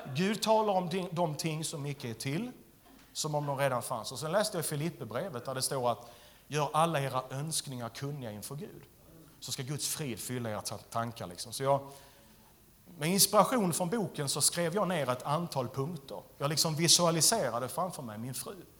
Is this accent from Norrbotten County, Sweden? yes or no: no; Skåne, Sweden; jag är skåning